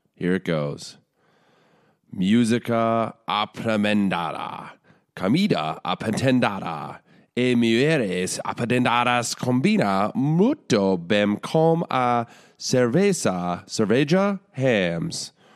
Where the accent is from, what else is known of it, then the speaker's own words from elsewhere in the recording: United States; I'm American